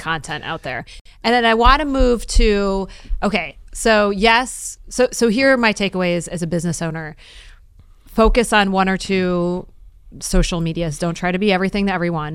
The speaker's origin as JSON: {"language": "English", "town": "Detroit", "region": "Michigan", "country": "United States", "said": "I'm from Detroit"}